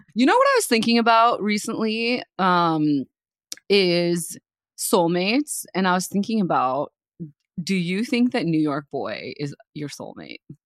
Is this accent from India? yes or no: yes; India; moved away; I was raised in India